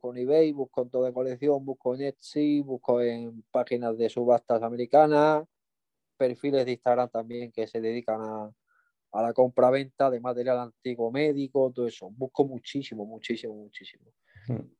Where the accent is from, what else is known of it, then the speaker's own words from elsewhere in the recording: Mallorca, Balearic Islands, Spain; fui a visitar un tío mío, yo que soy de Mallorca, y lo vi allí en el, Arenal